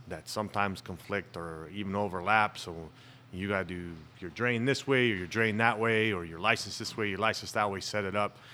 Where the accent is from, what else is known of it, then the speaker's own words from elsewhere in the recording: Tucson, Arizona, United States; born and raised in Tucson. I'm one of the few natives.